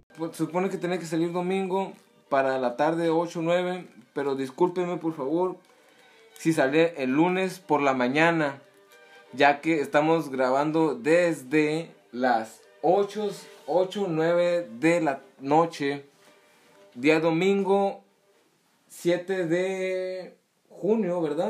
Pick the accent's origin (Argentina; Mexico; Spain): Mexico; Soy mexicano